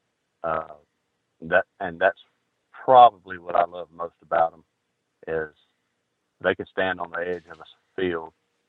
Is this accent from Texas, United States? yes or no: no; Georgia, United States; I'm from Georgia.